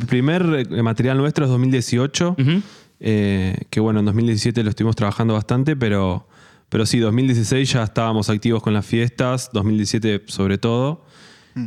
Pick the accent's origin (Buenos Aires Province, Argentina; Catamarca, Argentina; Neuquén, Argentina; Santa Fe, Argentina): Buenos Aires Province, Argentina; Mar del Plata; moved away as an adult; now in Buenos Aires, Argentina; somos de Mar del Plata, nos conocimos allá, ahí eh, fue la adolescencia y después nos fuimos a estudiar a La Plata.